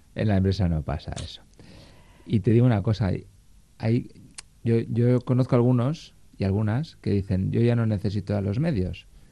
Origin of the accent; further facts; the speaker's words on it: Basque Country, Spain; somos vascos